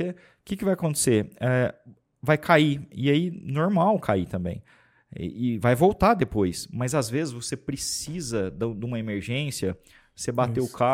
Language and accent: Portuguese; Franca, São Paulo, Brazil; Para começar, é... nós somos de Franca, a cidade mais mineira do estado de São Paulo.